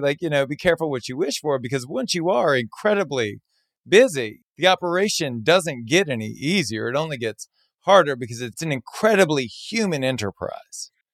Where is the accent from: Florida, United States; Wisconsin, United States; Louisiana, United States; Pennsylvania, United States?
Louisiana, United States; Southern; I was born and raised in Southern Louisiana